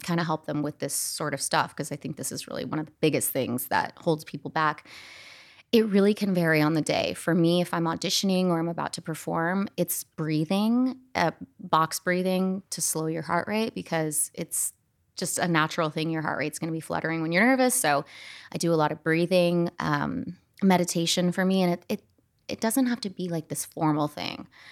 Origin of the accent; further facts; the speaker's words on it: Scottsdale, Arizona, United States; I grew up in Scottsdale, Arizona